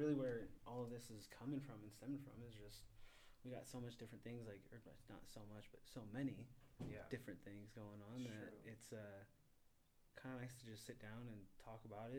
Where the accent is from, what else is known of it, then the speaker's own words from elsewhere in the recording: Medford, Oregon, United States; I was born here in Medford.